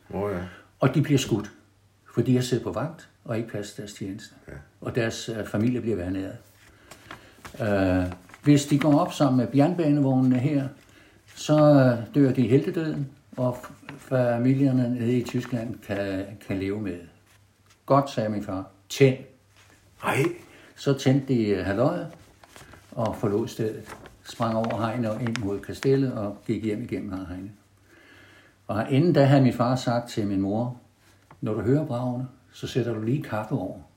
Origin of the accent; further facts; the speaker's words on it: Copenhagen, Capital Region of Denmark, Denmark; accent: Copenhagen; moved away as an adult; also born or lived in Tønder; now in Haderslev, Denmark; Jeg er københavner. Jeg er ja. født på Østerbro den 14. 10. 1939.